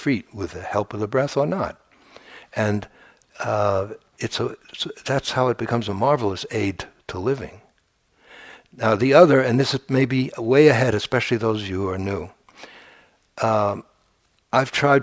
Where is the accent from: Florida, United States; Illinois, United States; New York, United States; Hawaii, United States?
New York, United States; New York City; I grew up near Coney Island